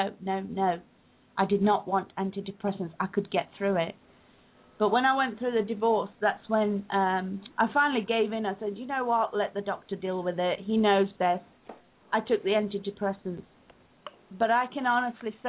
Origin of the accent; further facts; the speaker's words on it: England, United Kingdom; also born or lived in Uganda; I was born in Uganda. We moved to England when I was 3 years old